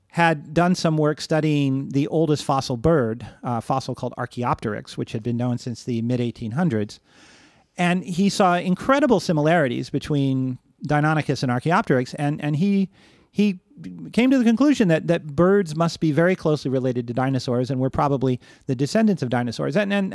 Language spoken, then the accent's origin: English; Cleveland, Ohio, United States; also born or lived in Long Island; I grew up initially in Cleveland, Ohio, and then on Long Island, in suburban areas where I definitely had access to nature